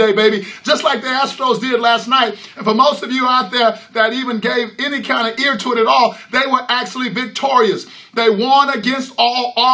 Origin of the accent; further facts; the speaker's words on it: Houston, Texas, United States; I'm from Houston, Texas